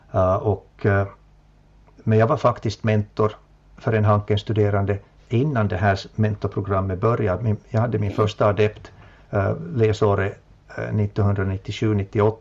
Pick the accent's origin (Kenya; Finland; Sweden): Finland; Jakobstad, Ostrobothnia; also born or lived in Helsinki / Vaasa; min hemstad Jakobstad